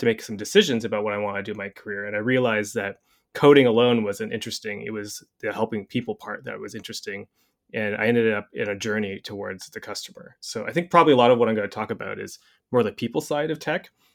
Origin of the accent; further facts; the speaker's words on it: Canada; I'm Canadian